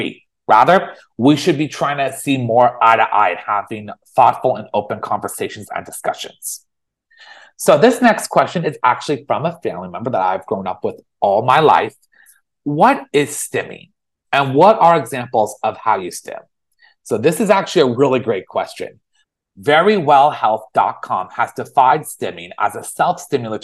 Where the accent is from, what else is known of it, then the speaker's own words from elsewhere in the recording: San Francisco Bay Area, California, United States; moved away as an adult; also born or lived in Los Angeles; I grew up in the San Francisco Bay Area all my life.